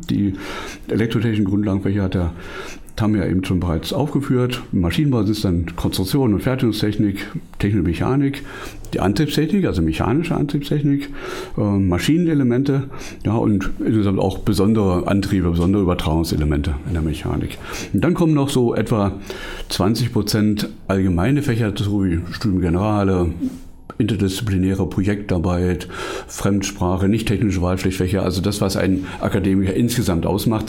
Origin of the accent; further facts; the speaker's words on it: Brandenburg, Germany; ich bin ähm, Brandenburger und auch immer ein bisschen lokalpatriotisch